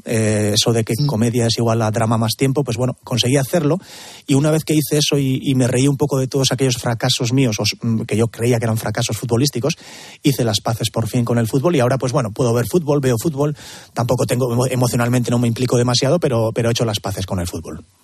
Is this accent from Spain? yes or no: yes; Elgoibar, Basque Country, Spain; de mi pueblo, del Goibar